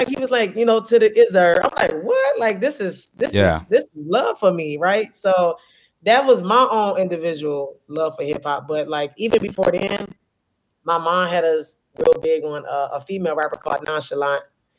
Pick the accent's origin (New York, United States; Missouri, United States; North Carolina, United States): Missouri, United States; St. Louis; also born or lived in Wisconsin; I'm born in Wisconsin, but I grew up in St. Louis. My family's from Chicago.